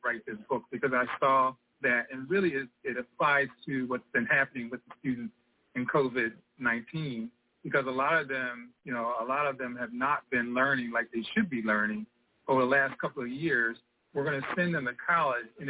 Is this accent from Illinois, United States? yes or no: no; Philadelphia, Pennsylvania, United States; I grew up in West Philadelphia, you know, down the bottom, faced a lot of challenges